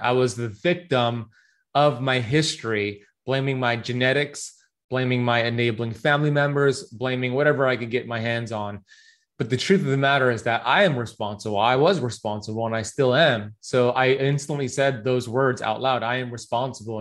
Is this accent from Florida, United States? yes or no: yes; Miami Beach, Florida, United States; So I grew up here in Miami Beach, Florida. My parents immigrated here from Iran in the 70s.